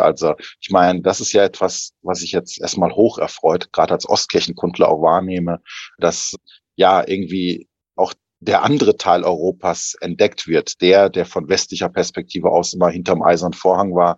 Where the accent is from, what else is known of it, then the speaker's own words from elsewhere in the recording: Germany; moved away; als Deutscher, als Priester, als Theologe, als Mönch